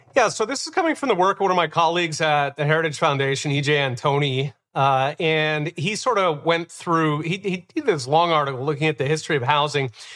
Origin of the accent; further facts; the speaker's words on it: Philadelphia, Pennsylvania, United States; growing up in Philadelphia